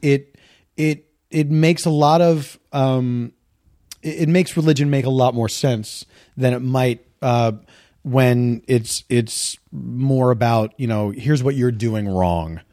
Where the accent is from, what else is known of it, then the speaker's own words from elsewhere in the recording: Philadelphia, Pennsylvania, United States; moved away; I grew up in the East Coast, so there was, uh, there was always rain, there was always snow